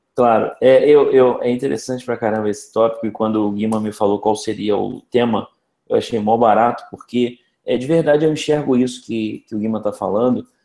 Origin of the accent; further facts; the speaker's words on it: Rio de Janeiro, Brazil; eu sou carioca, eu tenho trinta e seis anos